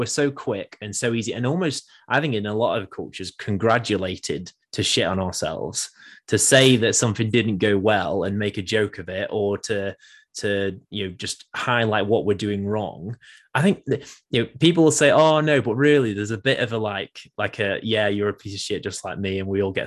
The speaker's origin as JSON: {"language": "English", "region": "England", "country": "United Kingdom", "said": "as an English person"}